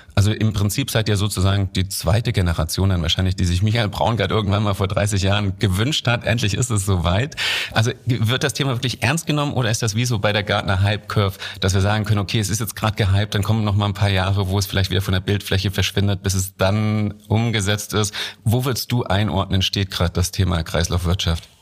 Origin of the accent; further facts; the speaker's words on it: Germany; als Deutsche